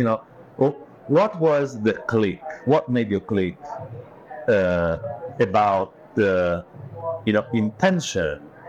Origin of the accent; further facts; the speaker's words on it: Italy; first language Italian; English is a second language; And the publisher then translated in Italian, which is my mother tongue.